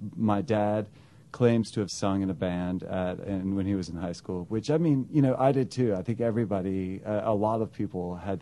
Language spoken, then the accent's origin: English; Greensboro, North Carolina, United States; also born or lived in Scottsdale, Arizona; now in Charlotte, United States; I grew up in Greensboro, North Carolina